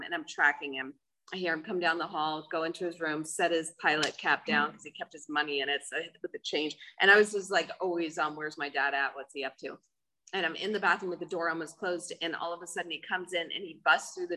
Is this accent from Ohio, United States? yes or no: no; New York, United States; I'm from New York. I grew up in an alcoholic family